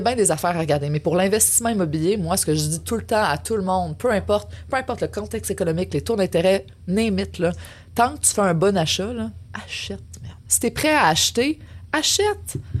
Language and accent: French; Quebec City, Quebec, Canada; moved away as an adult; also born or lived in Montreal; je suis parti de Québec pour venir à Montréal pour l'université